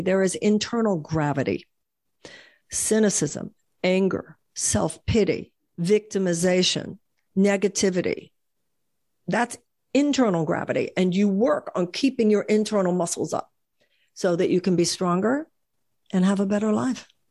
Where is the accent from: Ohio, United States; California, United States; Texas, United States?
Texas, United States; Houston; when I was growing up in Houston